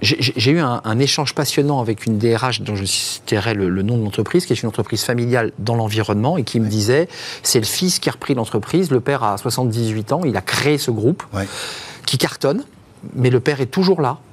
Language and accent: French; France; chez nous en France